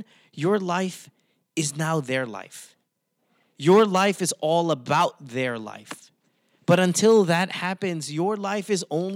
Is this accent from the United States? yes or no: no; Philippines; moved away as an adult; I grew up in the Philippines. I've only lived outside of the Philippines these past few years. I'm 40, 41